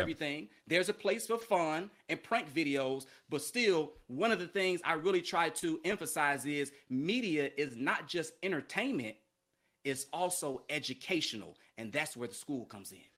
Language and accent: English; Chicago, Illinois, United States; moved away as an adult; also born or lived in Philadelphia / San Angelo, Texas / Mobile, Alabama; I'm from Chicago, big city